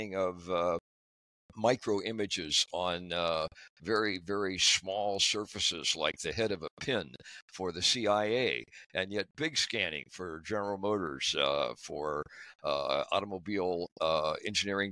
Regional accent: Dayton, Ohio, United States; I grew up in Dayton, Ohio, went to school there

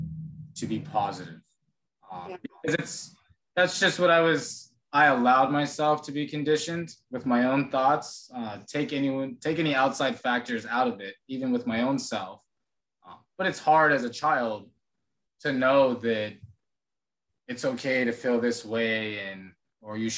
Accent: Phoenix, Arizona, United States; now in Texas, United States; I come from Phoenix

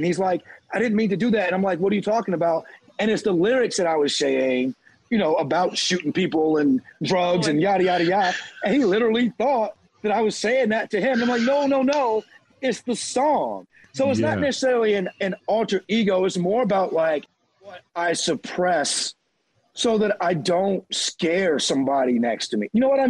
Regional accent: the South, United States; I'm from the South. So they hear her talk to me and talk to my mom

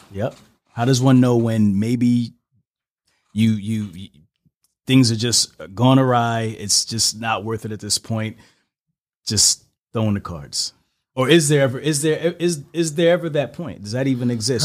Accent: New York City, New York, United States; I'm from Brooklyn.

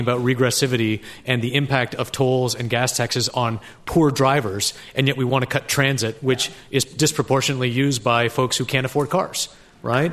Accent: Canada; moved away; I was born in Canada

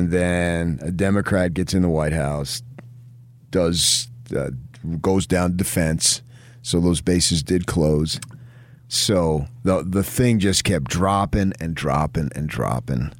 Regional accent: New Jersey, United States; now in Utah, United States; I was born in Jersey, not Utah.

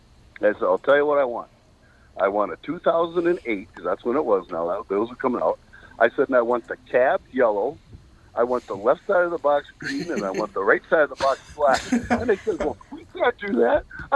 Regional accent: Dayton, Ohio, United States; We're from the Dayton area.

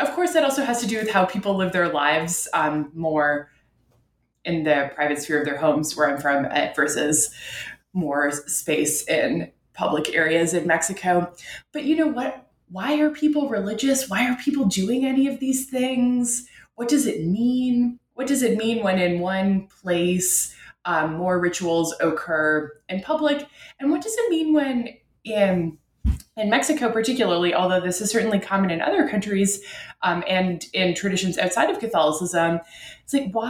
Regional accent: Ottawa, Ontario, Canada; religion is different there than it is in my home in Canada. I'm from Ottawa, Canada's capital.

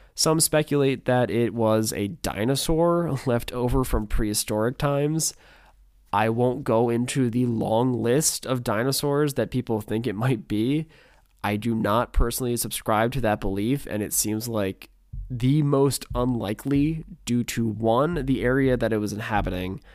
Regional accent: Pennsylvania, United States; my home state of Pennsylvania

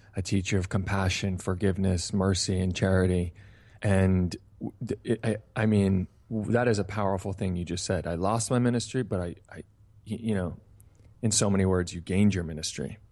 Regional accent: Hingham, Massachusetts, United States; the town I grew up in, Hingham, Massachusetts

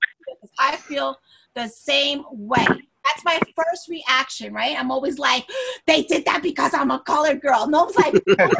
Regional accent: New York City, New York, United States; I'm from Brooklyn like you guys

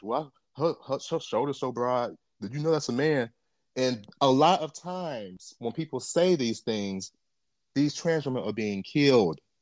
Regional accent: Jamaica; I'm Jamaican.

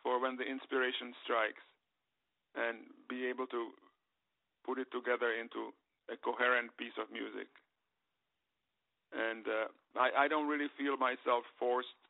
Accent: Prague, Czechia; moved away; I was born there in Prague

